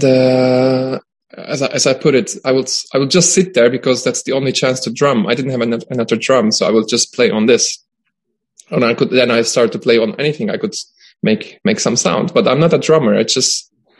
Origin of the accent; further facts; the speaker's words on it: Istanbul, Turkey; moved away as an adult; now in Stockholm, Sweden; I was born and I grew up in Istanbul